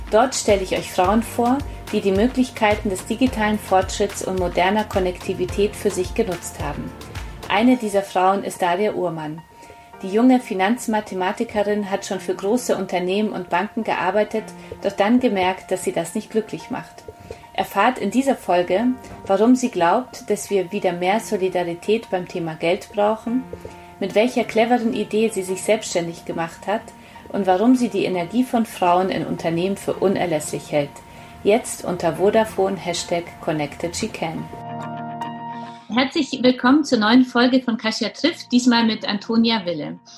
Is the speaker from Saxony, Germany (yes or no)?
no; Munich, Bavaria, Germany; als Münchner